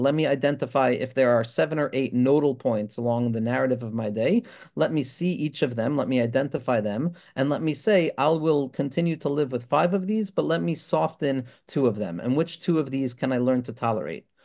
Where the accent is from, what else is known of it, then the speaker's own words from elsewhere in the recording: Five Towns, New York, United States; a Five Towns Jewish boy